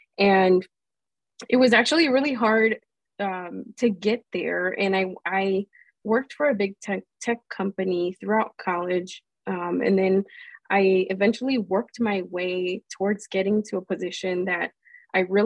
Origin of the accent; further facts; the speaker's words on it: Melrose Park, Illinois, United States; I really spent most of my life in Melrose Park in Illinois, which is a suburb outside of Chicago